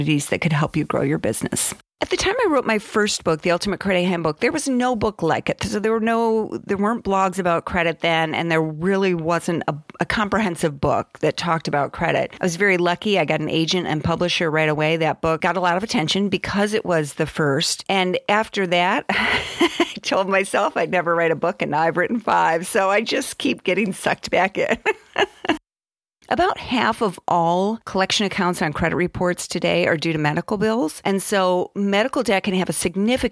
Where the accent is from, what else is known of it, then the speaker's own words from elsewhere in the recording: Southwest Michigan, United States; moved away; I grew up in Southwest Michigan.